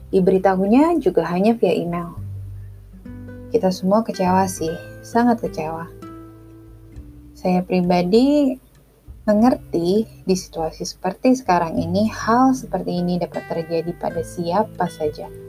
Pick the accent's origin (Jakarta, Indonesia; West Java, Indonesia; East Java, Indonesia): Jakarta, Indonesia; also born or lived in Bandung; Saya lahir di Bandung, besar di Jakarta